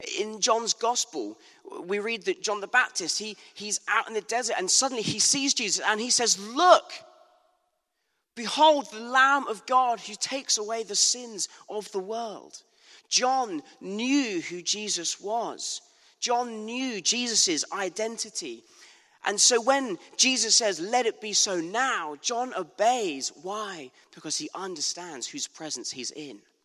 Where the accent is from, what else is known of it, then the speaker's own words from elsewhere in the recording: Bournemouth, South West England, United Kingdom; moved away; a very beautiful Bournemouth Beach in my hometown.